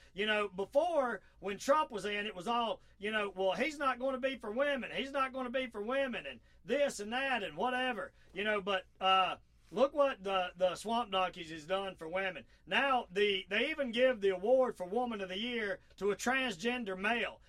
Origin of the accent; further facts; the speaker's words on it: the South, United States; accent: southern; my southern accent